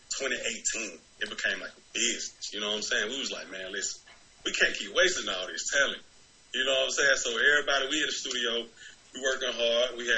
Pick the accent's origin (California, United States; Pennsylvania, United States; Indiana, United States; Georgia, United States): Georgia, United States; Decatur; I grew up around Decatur, Georgia. You know what I'm saying? Decatur, Georgia, Columbia High School, Matinell Towers, everywhere, all around the whole, pretty much the whole six East Atlanta, all that.